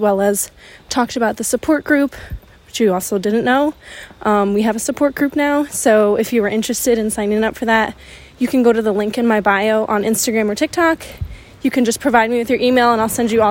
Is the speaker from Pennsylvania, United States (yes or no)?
no; New York, United States; I'm from New York